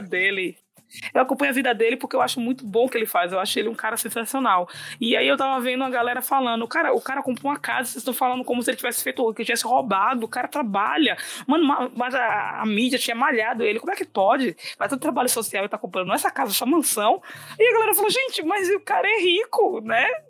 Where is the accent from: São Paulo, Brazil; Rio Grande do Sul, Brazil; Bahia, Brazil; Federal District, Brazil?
Bahia, Brazil; eu sou baiana